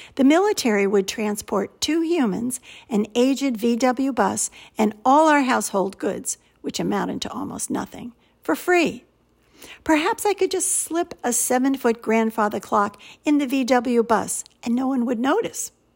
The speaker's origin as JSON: {"language": "English", "country": "United States", "also_born_or_lived": "St Andrews, Scotland", "accent": "American", "said": "my American accent"}